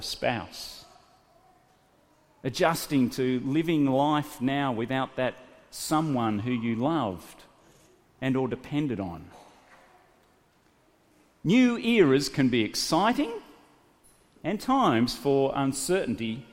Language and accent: English; Australia; moved away as an adult; also born or lived in Sydney; I loaded up my little Honda hatchback with everything that I had in my country town and left my hometown to move to Sydney to go to university.